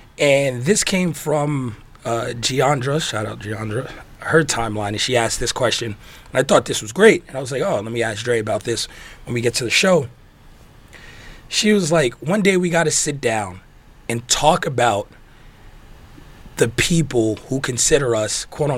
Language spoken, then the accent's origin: English; New York, United States; now in Las Vegas, United States; It's because growing up in New York, people had this, especially when I moved to Vegas